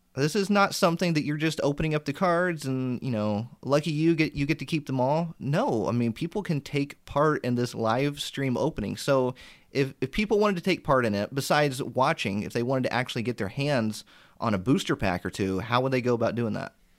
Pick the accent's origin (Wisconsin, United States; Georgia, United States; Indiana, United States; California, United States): Indiana, United States; I grew up in Indiana and that's where I still am